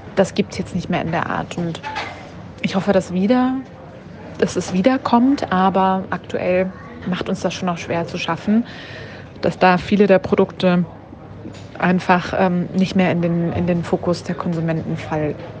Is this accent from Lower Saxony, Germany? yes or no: no; Upper Franconia, Bavaria, Germany; Ich bin auch total auf dem Land aufgewachsen, also so ein richtig Wo? einzelnes Haus im, im Wald. Ähm, Echt? Ähm, in, äh, genau, so ein paar Kilometer weit weg vom nächsten Tausendseelendorf in Oberfranken.